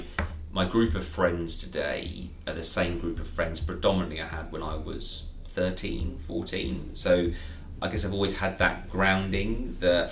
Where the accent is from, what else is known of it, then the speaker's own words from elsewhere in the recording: Surrey, South East England, United Kingdom; Born and raised in Surrey